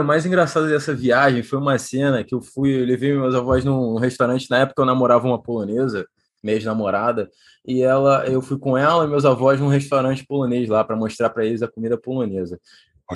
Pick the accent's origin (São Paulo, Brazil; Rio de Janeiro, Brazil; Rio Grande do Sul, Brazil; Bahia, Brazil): Rio de Janeiro, Brazil; moved away as an adult; also born or lived in Poland / Portugal; Eu sou nascido e criado aqui na Taquara. Hoje em dia eu voltei aqui para ver meus avós